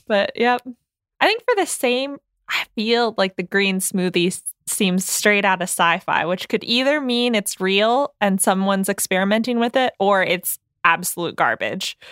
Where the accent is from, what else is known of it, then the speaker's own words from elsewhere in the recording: United States; we were all born and raised in the United States